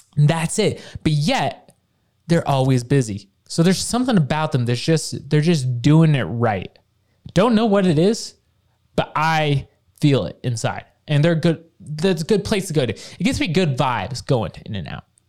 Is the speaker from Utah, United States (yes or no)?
yes; Bountiful, Utah, United States; from growing up in Bountiful